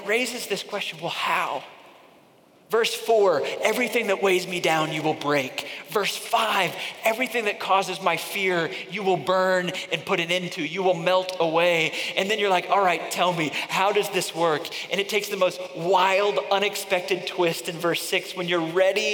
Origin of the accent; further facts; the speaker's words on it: Northeast, Connecticut, United States; moved away; I grew up in the Northeast for a significant part of my growing up, and I remember living in Connecticut, just outside of New York City